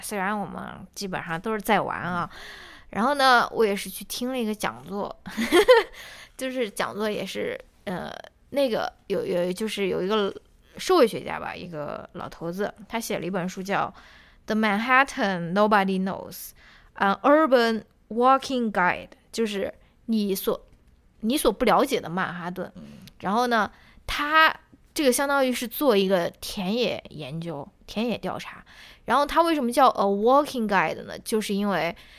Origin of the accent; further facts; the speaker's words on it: China; 我们作为中国人